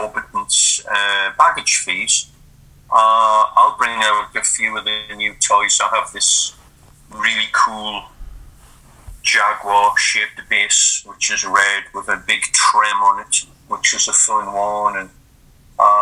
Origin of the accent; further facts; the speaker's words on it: Newcastle upon Tyne, North East England, United Kingdom; It's my hometown, Newcastle.